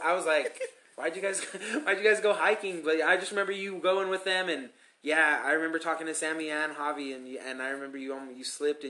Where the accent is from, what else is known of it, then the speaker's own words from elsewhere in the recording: Commerce City, Colorado, United States; we're kids from Commerce City and Adam City. We went to Adam City High School.